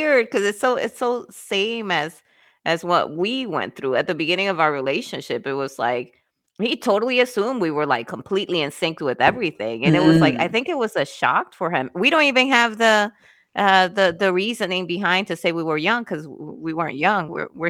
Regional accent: Wisconsin, United States; I'm coming from Wisconsin, remember? So it was some people had buggies for their vehicle.

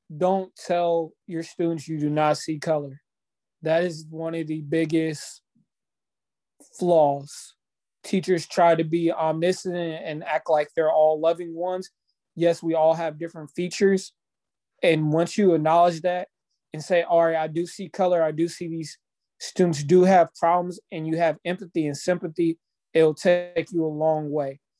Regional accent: Topeka, Kansas, United States; I'm from, I grew up in Topeka

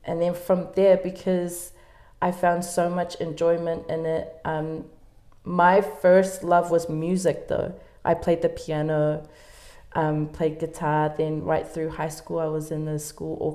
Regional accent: Auckland, New Zealand; I was born in Auckland, lived and went to school in Central Auckland

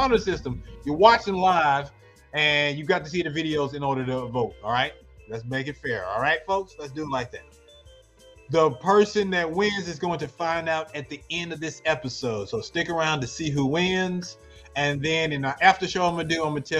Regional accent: Arkansas, United States; I'm from Arkansas

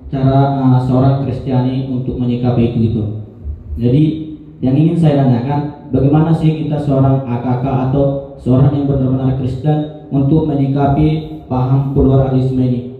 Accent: Bengkulu, Indonesia; saya berasal dari Bengkulu.

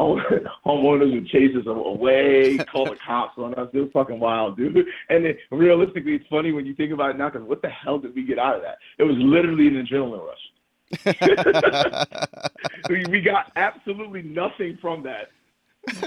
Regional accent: New York City, New York, United States; I don't denounce growing up in Jamaica, Queens

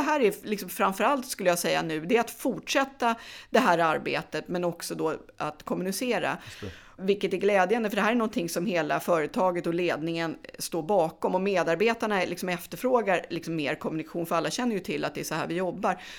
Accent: Gävle, Gävleborg County, Sweden; moved away; jag är från Gävle då men flyttade tillbaka hem

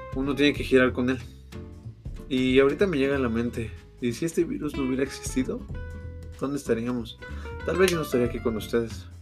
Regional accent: Mexico City, Mexico; soy de la Ciudad de México

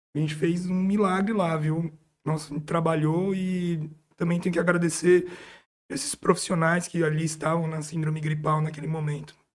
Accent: São Paulo, Brazil; moved away as an adult; now in São José do Rio Preto, Brazil; Eu sou nascido em São Paulo, fiz tudo em São Paulo

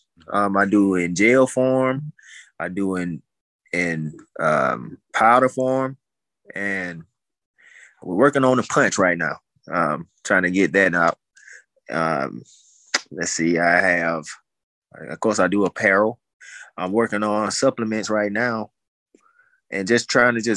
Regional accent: Montgomery, Alabama, United States; I'm originally from Montgomery

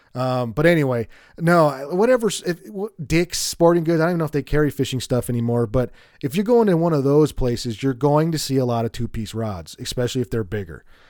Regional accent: Colorado, United States; I'm from Colorado

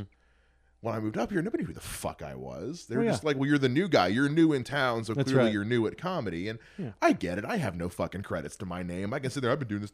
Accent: South Carolina, United States; moved away; I'm from South Carolina originally.

